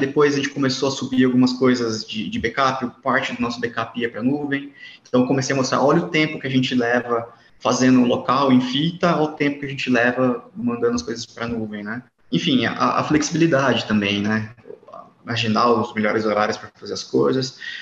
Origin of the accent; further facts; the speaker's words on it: interior of São Paulo, Brazil; eu sou de Maelink, interior de São Paulo